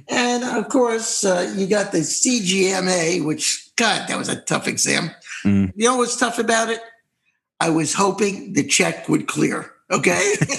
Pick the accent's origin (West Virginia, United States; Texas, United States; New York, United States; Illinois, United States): New York, United States; moved away; we're New Yorkers, New York. We're from New York originally